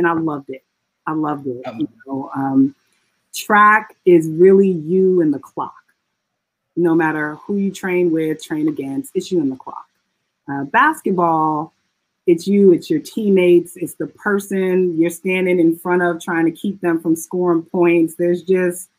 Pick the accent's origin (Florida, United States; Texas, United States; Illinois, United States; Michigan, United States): Illinois, United States; Chicago; also born or lived in Evanston, Illinois; I grew up in Chicago, Illinois.